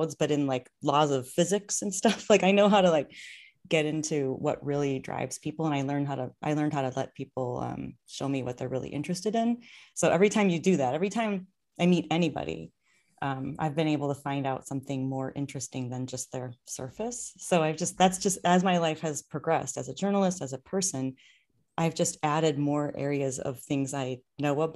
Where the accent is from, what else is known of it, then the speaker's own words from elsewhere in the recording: Minnesota, United States; I grew up in Minnesota